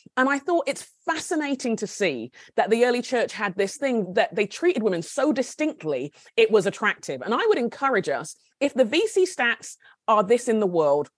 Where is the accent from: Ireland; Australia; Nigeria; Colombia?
Nigeria; also born or lived in United Kingdom; now in United States; My husband and I are Brits. He's a Scot. I'm Nigerian, and my kids were born in the States.